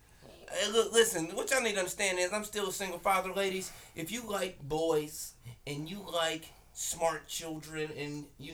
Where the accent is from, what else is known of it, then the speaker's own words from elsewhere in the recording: Kansas City, United States; I'm from Kansas City. I've been here all my life.